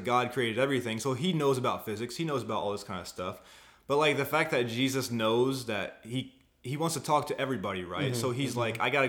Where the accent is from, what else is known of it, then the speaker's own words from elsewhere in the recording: Indiana, United States; now in Arizona, United States; I'm from Indiana. But Indiana. I've been out here for 8 years, so yeah, I'm accustomed here.